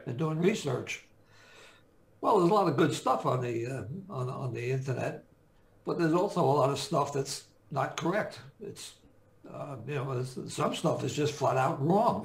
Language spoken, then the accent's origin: English; Jersey City, New Jersey, United States; I grew up, I was born and raised in Jersey City